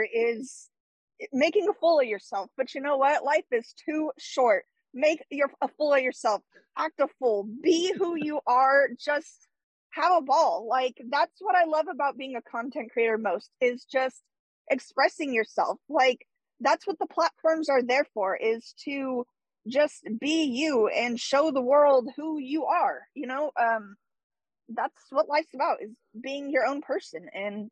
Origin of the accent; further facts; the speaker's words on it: California, United States; I'm from California, and I'm from a pretty small town